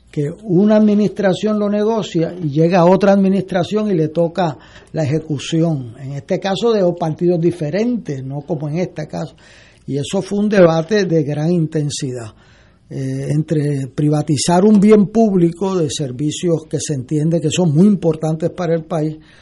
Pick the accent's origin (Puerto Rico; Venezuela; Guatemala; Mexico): Puerto Rico